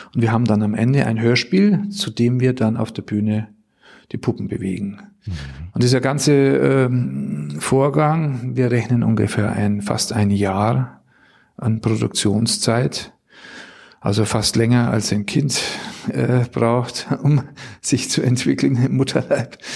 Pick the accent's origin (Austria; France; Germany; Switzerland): Germany; Bad Tölz, Bavaria; moved away as an adult; also born or lived in St. Blasien, Black Forest; now in Düsseldorf, Germany; Ich bin ursprünglich aus Bayern. Meine Heimat ist der Isarwinkel, Bad Tölz